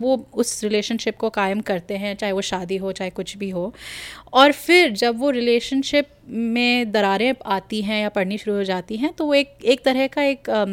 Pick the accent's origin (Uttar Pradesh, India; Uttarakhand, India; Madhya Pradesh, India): Uttarakhand, India; Kumaon; मैं मतलब कुमाऊँ से हूँ पहाड़ से हूँ